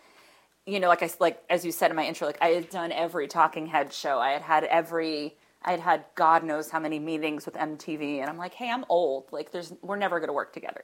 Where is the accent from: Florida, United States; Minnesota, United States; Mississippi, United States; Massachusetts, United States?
Massachusetts, United States; Boston; moved away as an adult; also born or lived in New York; now in Los Angeles, United States; I miss the East Coast. I'm from Boston. I'm an East Coast person